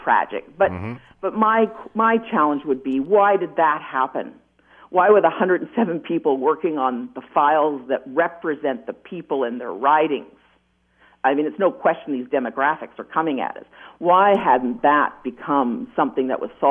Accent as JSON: {"language": "English", "town": "Wainfleet", "region": "Ontario", "country": "Canada", "said": "I'm from Waynflete. I live in Waynflete"}